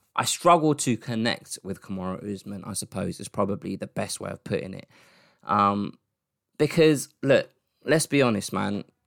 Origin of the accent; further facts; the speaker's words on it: United Kingdom; as a British M M A fan